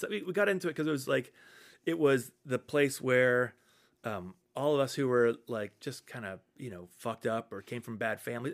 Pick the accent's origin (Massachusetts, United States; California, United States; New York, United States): Massachusetts, United States; Fairhaven; I grew up outside of New Bedford in, in this, the small town of Fairhaven on the, okay. on the south coast